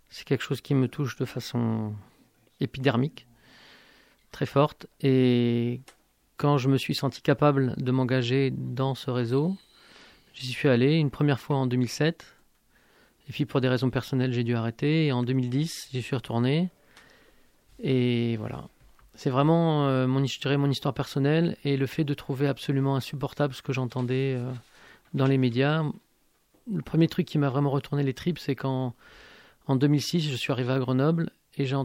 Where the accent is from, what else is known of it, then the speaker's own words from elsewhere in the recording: Algeria; born there; also born or lived in Italy; Je suis né en Algérie. J'ai de la famille là-bas. Ma femme est algérienne, mes enfants sont algériens aussi. j'ai vécu comme étranger en Algérie, j'ai vécu comme étranger en Italie.